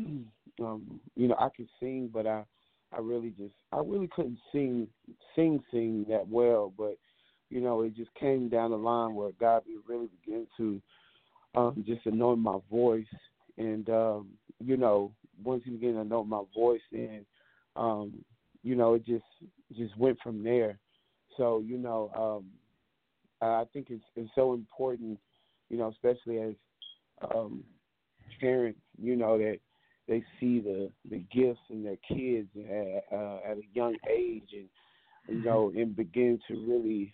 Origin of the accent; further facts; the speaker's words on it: Dallas, Texas, United States; also born or lived in Plano, Texas; I'm originally from Dallas, Texas. I was born in Plano, and I was raised in Dallas.